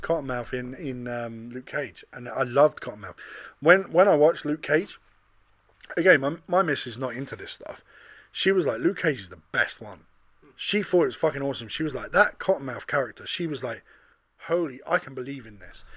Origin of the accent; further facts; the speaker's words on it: England, United Kingdom; me, as a kid growing up in England